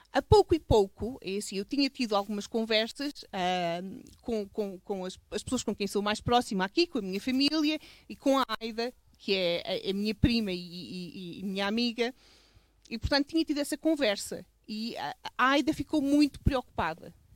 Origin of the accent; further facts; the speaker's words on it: Covas do Barroso, Norte, Portugal; eu cresci aqui